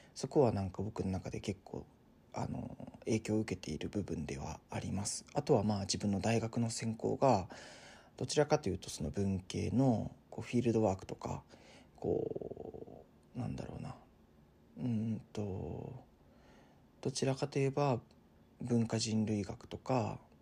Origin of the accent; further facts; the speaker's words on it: Tottori, Japan; 僕の地元は鳥取なんですけど